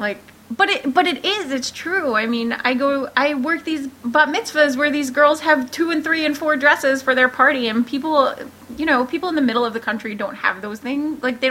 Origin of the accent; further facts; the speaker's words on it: New York City, New York, United States; It's just because I'm from New York that it sounds like, I feel like I sound snobby, but it's not.